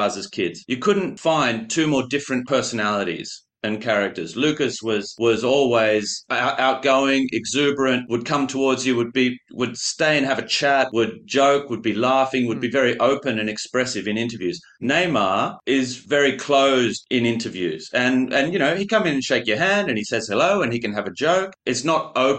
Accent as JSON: {"language": "English", "country": "Australia", "also_born_or_lived": "France", "moved": "yes", "said": "being Australian"}